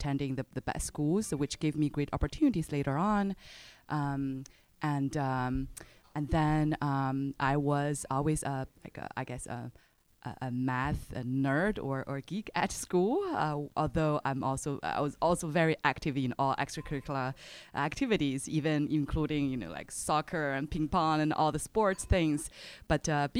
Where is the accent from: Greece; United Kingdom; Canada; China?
China; moved away as an adult; also born or lived in United States; I was born in China right after the Chinese economic reform, early 80s, 1983, and growing up in China, finished college